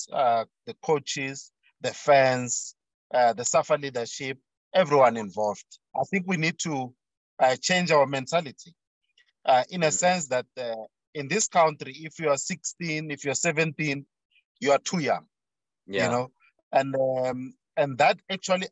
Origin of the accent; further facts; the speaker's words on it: South Africa; as a South African